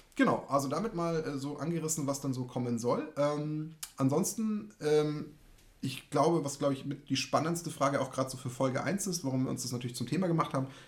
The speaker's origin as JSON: {"language": "German", "area": "Munich area", "region": "Bavaria", "country": "Germany", "said": "ich komme aus dem Raum München"}